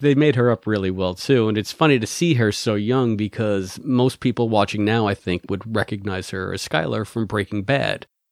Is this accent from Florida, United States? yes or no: no; New York City, New York, United States; as a New Yorker